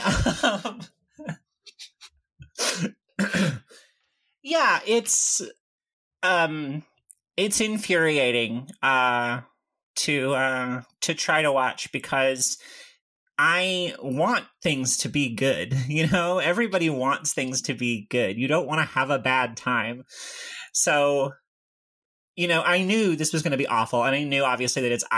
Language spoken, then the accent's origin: English; Tennessee, United States; I grew up in Tennessee